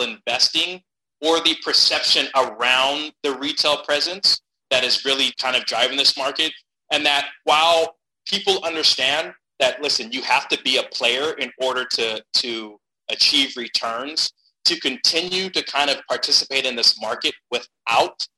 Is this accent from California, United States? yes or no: yes; Stockton, California, United States; I'm a California kid. I'm from Stockton, California